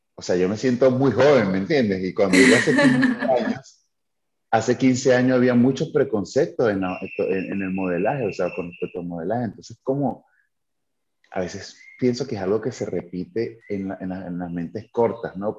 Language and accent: Spanish; Caracas, Capital District, Venezuela; moved away as an adult; now in Tulum, Mexico; yo soy venezolano, soy de Caracas. Eh, soy de, sí, de Caracas, de un barrio que se llama Pinto Salinas